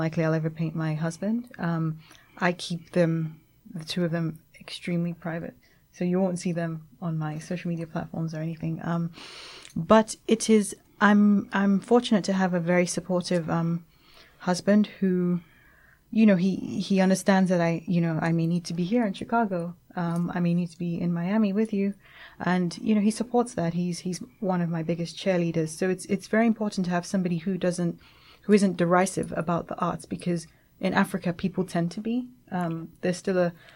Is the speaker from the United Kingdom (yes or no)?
yes; England, United Kingdom; moved away as an adult; also born or lived in Nigeria; now in Lagos, Nigeria; I grew up in England and I moved back, you know, recently